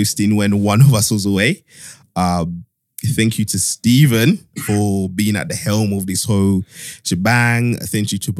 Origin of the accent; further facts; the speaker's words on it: Zambia; moved away; I was born in a small town in Zambia, which like a country that loads of people don't even know